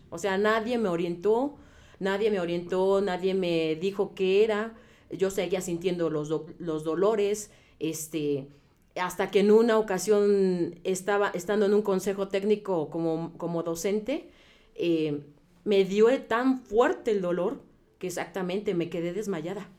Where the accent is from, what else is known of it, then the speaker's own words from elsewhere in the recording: Puebla, Mexico; moved away as an adult; yo soy del estado de Puebla y allá el clima es diferente al de aquí. Entonces, eh, yo llegué aquí a los 18 años